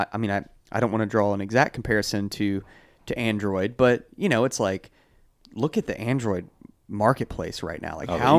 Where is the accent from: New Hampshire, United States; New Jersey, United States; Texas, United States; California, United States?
New Hampshire, United States; Yeah, I'm from New Hampshire.